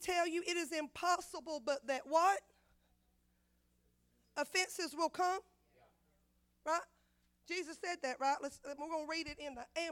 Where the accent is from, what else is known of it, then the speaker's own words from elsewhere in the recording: Florida, United States; I know I'm from Florida. I got an accent.